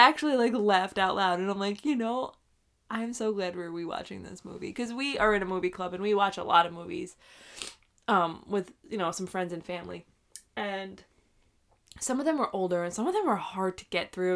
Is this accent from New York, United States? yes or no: yes; New York, United States; moved away as an adult; we are both from New York